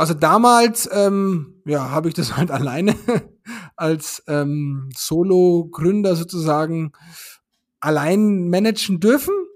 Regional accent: Germany

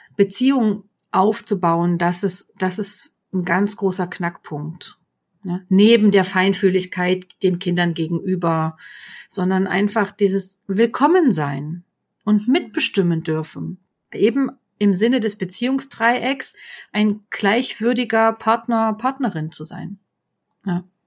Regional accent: GDR, East Germany, Germany; Ich bin in der DDR groß geworden

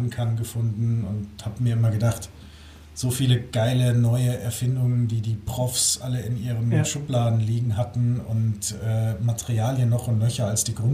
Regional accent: Hamburg, Germany; moved away as an adult; damals mein Leben von Nord nach Süd umgekrempelt. Ähm, bin aus Hamburg

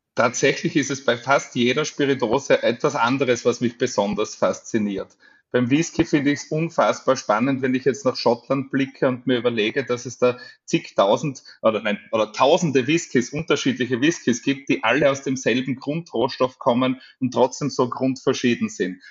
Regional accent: Styria, Austria; born or raised there

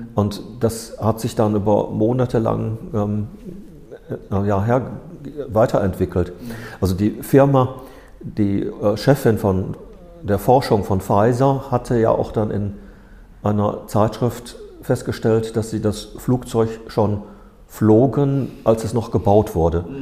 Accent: Ruhr area, North Rhine-Westphalia, Germany; ich komme aus dem Ruhrgebiet

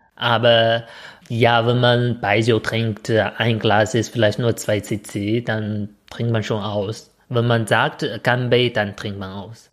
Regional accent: China; now in Germany; was ich als Chinese ein bisschen häufiger von Deutschen zu äh, gefragt äh, höre

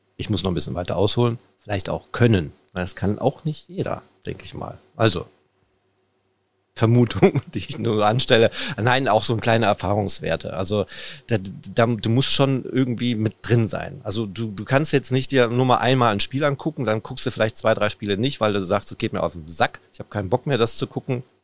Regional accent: Ruhr area, North Rhine-Westphalia, Germany; wir sind im Pott, wir kommen aus dem Pott.

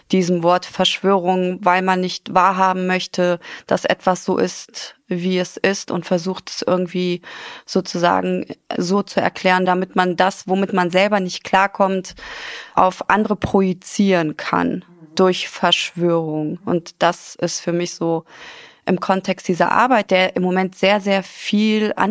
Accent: Afghanistan; born there; Mein Lieblingsgericht heißt Palau mhm. und ist aus Afghanistan. Ich bin gebürtig aus Afghanistan. Meine Mutter ist Pakistanin, mein Vater ist Afghane

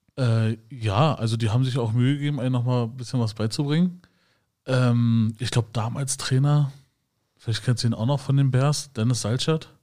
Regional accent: Schönefeld, Brandenburg, Germany; ich bin ja in Schönefeld aufgewachsen.

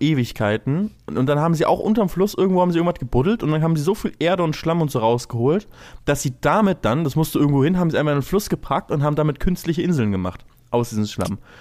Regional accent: Lübeck, Schleswig-Holstein, Germany; ich komme ja aus Lübeck

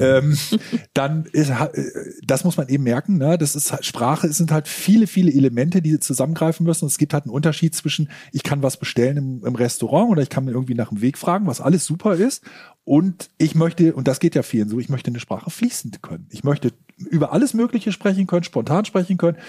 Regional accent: Germany; Als Deutscher

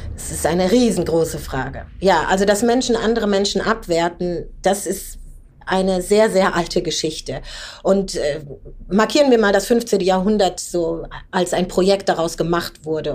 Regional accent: Germany; ich bin eine schwarze Deutsche

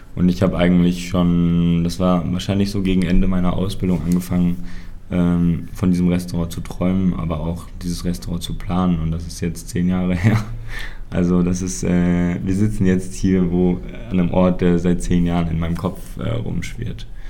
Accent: Mainz, Rhineland-Palatinate, Germany; ich bin hier auf dem Hof groß geworden.

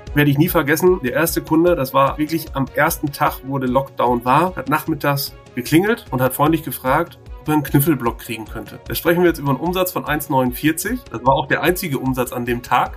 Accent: Bielefeld, North Rhine-Westphalia, Germany; In Schildische zur Welt gekommen, in Schildische getauft, konfirmiert, verheiratet. Alles an unserem Mikrostandort hier.

